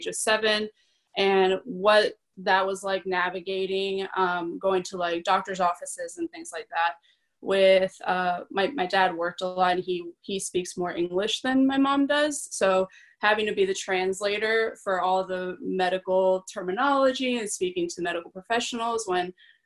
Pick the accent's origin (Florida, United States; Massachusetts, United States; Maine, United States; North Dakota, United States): Florida, United States; South; also born or lived in Caracas, Venezuela; I moved here when I was really young, so I grew up in South Florida